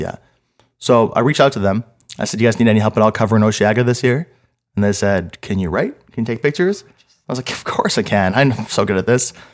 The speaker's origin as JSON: {"language": "English", "town": "Montreal", "region": "Quebec", "country": "Canada", "tie": "born or raised there", "said": "I grew up in Montreal my whole life."}